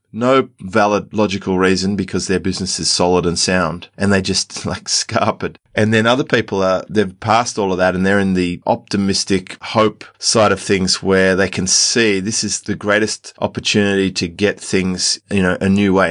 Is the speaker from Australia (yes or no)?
yes; Australia; because we're Australian, we get this Medicare card